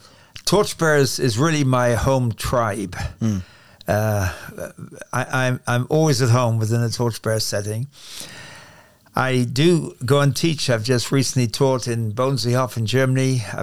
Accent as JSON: {"language": "English", "region": "England", "country": "United Kingdom", "said": "As you'll tell from my accent, I'm English, which means it's not an accent. It's the real thing. It's called English. And I'm from England."}